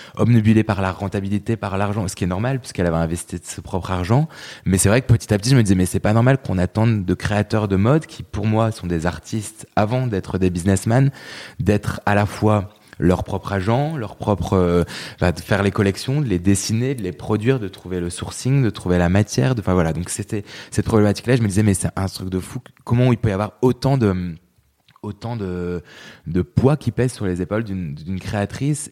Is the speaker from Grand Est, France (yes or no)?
no; Lille, Hauts-de-France, France; moved away as an adult; now in Paris, France; je suis né en 89, je suis grandi et vécu euh, les 20 premières années euh, dans la région euh, du Nord et plus précisément à Lille, donc dans la banlieue lilloise.